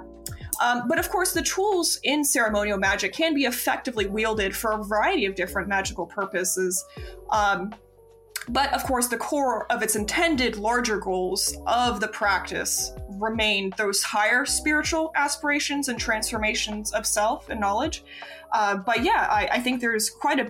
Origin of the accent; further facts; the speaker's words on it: Florida, United States; growing up in Florida, as a queer person